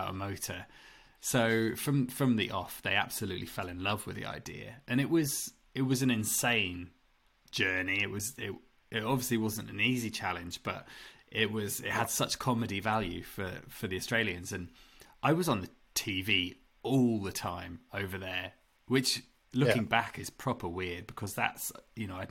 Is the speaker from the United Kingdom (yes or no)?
yes; England, United Kingdom; growing up in England